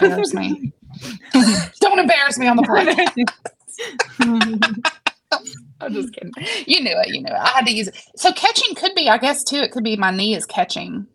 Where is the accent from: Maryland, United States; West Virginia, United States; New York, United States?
West Virginia, United States; I'm from West Virginia.